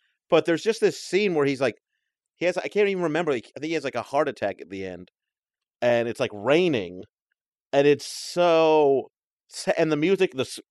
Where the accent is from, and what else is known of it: Texas, United States; born or raised there; moved away